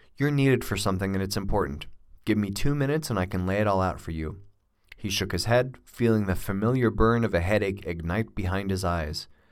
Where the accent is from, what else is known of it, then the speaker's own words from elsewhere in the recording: United States; also born or lived in Australia; I'm an American, but I lived in Australia for a couple of years